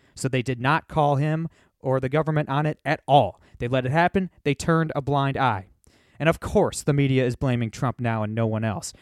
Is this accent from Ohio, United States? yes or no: yes; Northern Ohio, United States; I'm from Northern Ohio